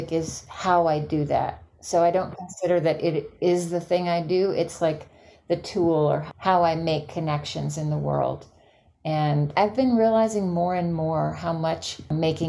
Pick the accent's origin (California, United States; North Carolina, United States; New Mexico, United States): North Carolina, United States; now in Pine Lake, Georgia, United States; the farm that I grew up on in North Carolina